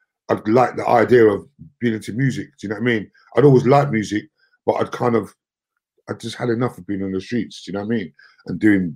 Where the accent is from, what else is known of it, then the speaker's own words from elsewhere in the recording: London, United Kingdom; we're from Brixton.